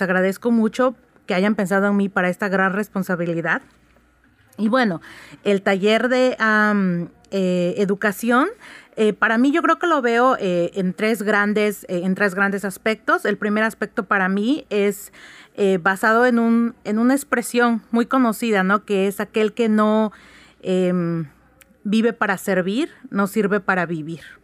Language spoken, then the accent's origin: Spanish; Oaxaca, Mexico; soy oaxaqueña